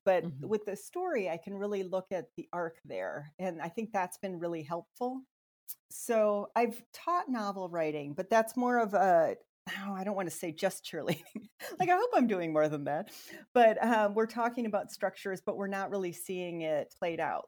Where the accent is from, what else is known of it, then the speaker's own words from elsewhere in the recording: Sanborn, Iowa, United States; also born or lived in Minnesota / Nebraska; now in Ohio, United States; i grew up in a small farming community in iowa in the northwest corner about 1200 people sanborn iowa